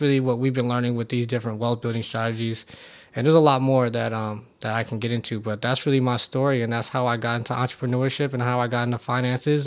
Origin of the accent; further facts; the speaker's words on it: Oakland, California, United States; I grew up in Oakland, California